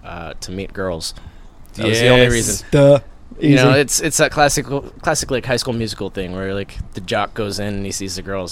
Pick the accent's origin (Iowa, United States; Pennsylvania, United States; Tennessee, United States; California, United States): Pennsylvania, United States; Erie; moved away as an adult; also born or lived in South Korea / Asia; I am from Erie, Pennsylvania in the States.